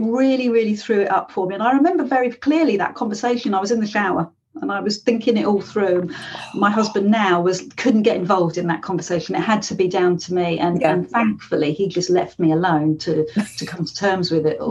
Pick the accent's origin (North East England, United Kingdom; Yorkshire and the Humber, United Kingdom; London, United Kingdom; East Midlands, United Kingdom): London, United Kingdom; now in Devon, United Kingdom; I live here, but I'm originally from London